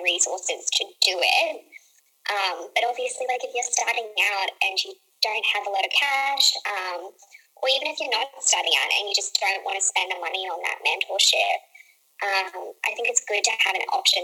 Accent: Australia; I'm Australian

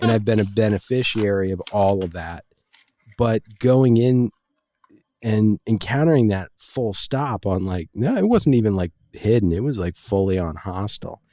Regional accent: Washington, District of Columbia, United States; moved away; I grew up in Washington, D C

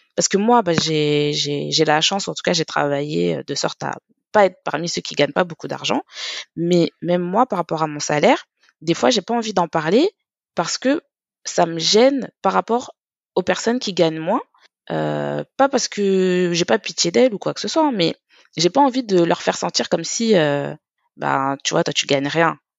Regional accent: Paris, Île-de-France, France; je suis parisienne

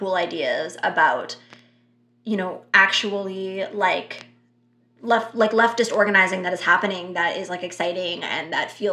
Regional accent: Canada; we are Canadian

